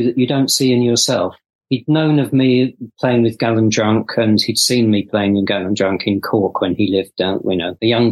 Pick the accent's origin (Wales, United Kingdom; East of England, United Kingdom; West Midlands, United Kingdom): East of England, United Kingdom; Essex; I'm from Essex. I don't have any Irish blood in me, as far as I know